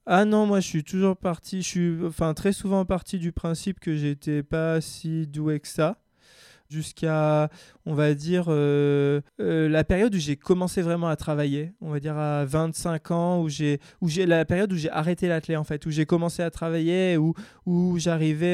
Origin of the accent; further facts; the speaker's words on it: Grenoble, Auvergne-Rhône-Alpes, France; moved away as an adult; also born or lived in California; je suis grenoblois. Euh, je viens des, montagnes, on va dire, dans la, dans la Chartreuse, juste au-dessus de Grenoble